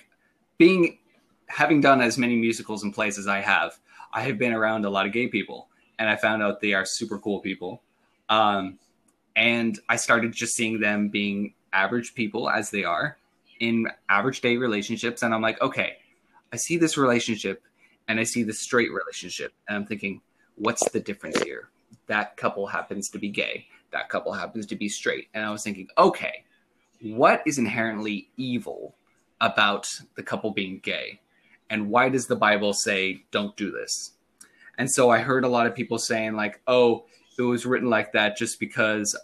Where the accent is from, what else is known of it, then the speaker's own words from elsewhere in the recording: Redding, California, United States; born and raised in Redding, California